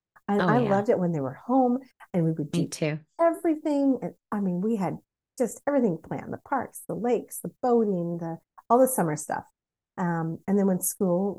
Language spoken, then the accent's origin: English; Pacific Northwest, United States; growing up in the Pacific Northwest